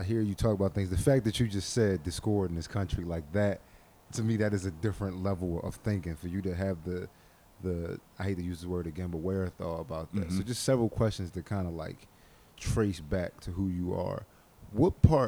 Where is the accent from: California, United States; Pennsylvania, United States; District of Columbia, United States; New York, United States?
Pennsylvania, United States; Philadelphia; I'm from Philly, South Philly, to be specific